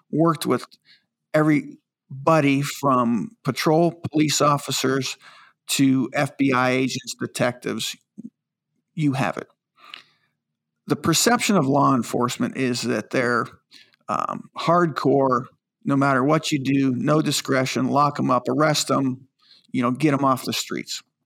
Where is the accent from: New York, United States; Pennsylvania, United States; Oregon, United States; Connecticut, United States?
Pennsylvania, United States; When I was growing up in Pennsylvania